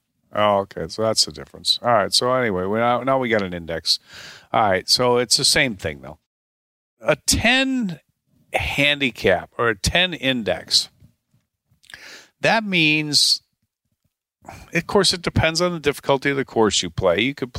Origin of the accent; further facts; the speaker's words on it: Chicago, Illinois, United States; Rick and I grew up together in the Chicago area, and we went to college together at the University of Tulsa.